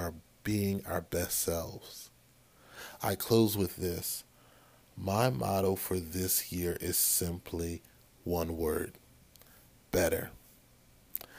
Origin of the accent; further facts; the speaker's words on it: Maryland, United States; my home state of Maryland